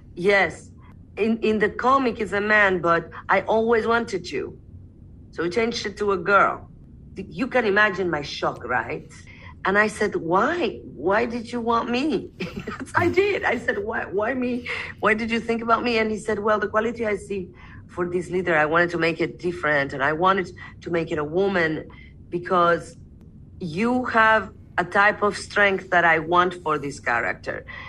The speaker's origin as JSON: {"language": "English", "country": "Mexico", "said": "I am Mexican Arab."}